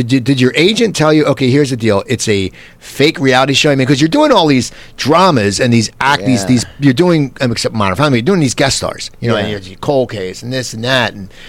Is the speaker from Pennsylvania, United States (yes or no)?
yes; near Philadelphia, Pennsylvania, United States; I grew up near Philadelphia.